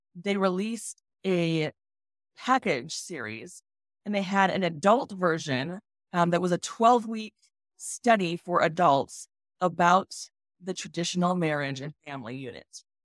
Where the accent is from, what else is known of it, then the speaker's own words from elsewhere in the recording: Colorado Springs, Colorado, United States; So, I grew up in Colorado Springs, which is, like, the, you know, epicenter of all the evangelical ministries